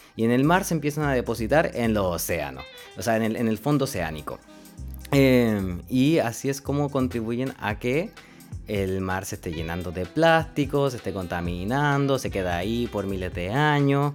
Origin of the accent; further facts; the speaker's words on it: Linares, Maule, Chile; now in Valdivia, Chile; soy oriundo de Linares, nací en la ciudad de Linares, en la región del Maule